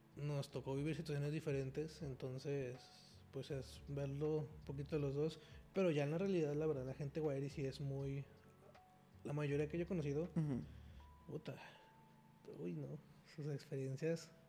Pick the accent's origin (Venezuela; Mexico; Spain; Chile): Mexico; como mexicanos, somos una población muy herida